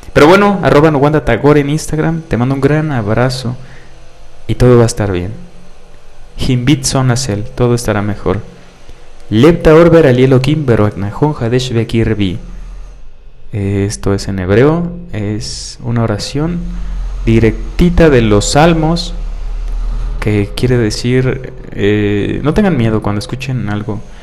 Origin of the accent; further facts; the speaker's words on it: Mexico; soy mexicano y es parte de mí